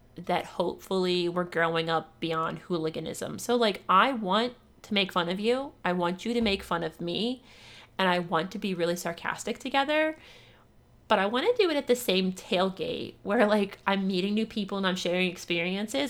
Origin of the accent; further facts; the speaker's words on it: Ohio, United States; I grew up in Ohio